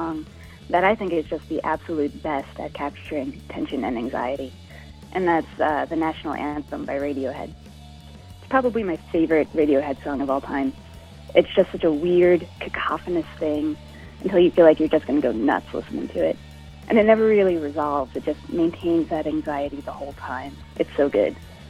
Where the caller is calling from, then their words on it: Utica, New York, United States; Hi, Jim and Greg. … I'm calling from Utica, New York.